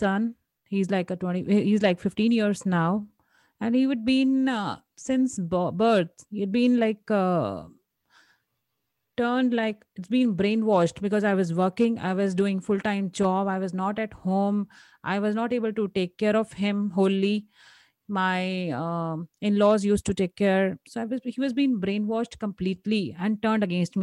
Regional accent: India; Being an Indian woman

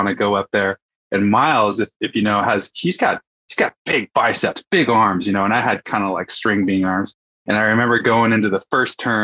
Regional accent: Fairfax, California, United States; also born or lived in Woodacre, California; I grew up in Fairfax, California, you know, went to school here, went to high school here

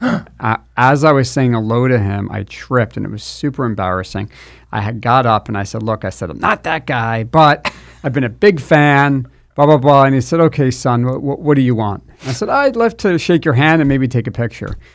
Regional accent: New Jersey, United States; moved away as an adult; also born or lived in Washington, D.C. / Los Angeles; now in Southern California, United States; I'm from New Jersey

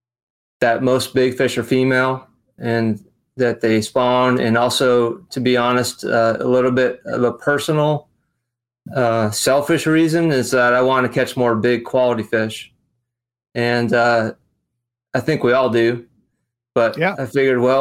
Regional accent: Western New York, United States; moved away as an adult; now in Charleston, United States; I'm originally from Western New York, and I moved to Charleston, South Carolina with a company. This was in 97. So I've been here almost half my life

